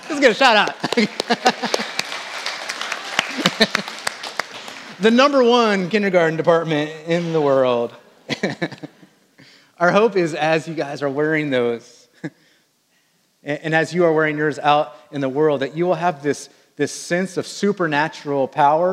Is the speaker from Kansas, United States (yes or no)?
yes; Wichita, Kansas, United States; I was raised in what they call the air capital of the world, Wichita, Kansas, and there is a good chance that you have flown on a plane that was built in my hometown